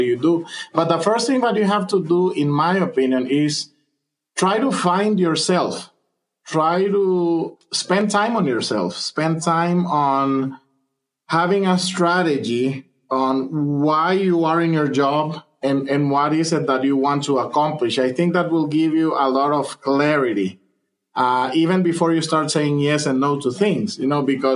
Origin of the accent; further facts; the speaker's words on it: Honduras; moved away as an adult; now in United States; I am originally from Honduras